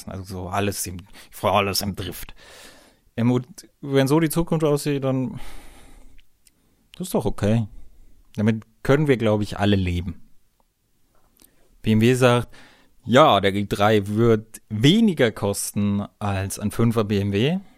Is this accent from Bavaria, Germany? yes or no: yes; Bavaria, Germany; Bin ja ein Bayer, muss immer ein bisschen Werbung machen für mein Heimatland bei euch Deutschen.